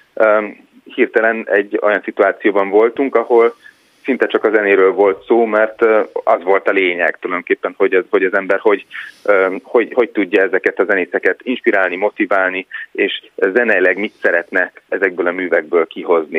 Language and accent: Hungarian; Hungary; moved away; én is magyar vagyok